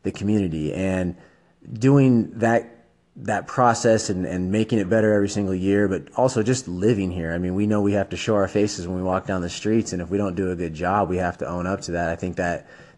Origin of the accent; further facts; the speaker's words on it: Treasure Valley, Idaho, United States; my dad was a varsity coach here in the Treasure Valley, and so my brother and I grew up in the gym together